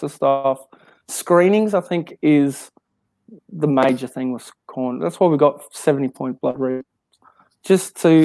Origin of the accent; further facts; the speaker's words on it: Queensland, Australia; I don't class myself as an Aussie. I'm a Queenslander